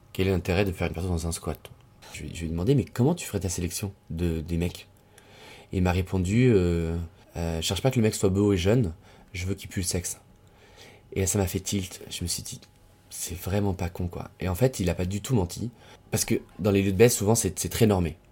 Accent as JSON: {"language": "French", "town": "Lyon", "region": "Auvergne-Rhône-Alpes", "country": "France", "tie": "born or raised there", "also_born_or_lived": "Tunisia", "moved": "as an adult", "lives_now": "Paris, France", "said": "Je suis né à Lyon, la ville dans laquelle je suis resté jusqu'à mes 18 ans, 19 ans, ensuite je suis venu à Paris"}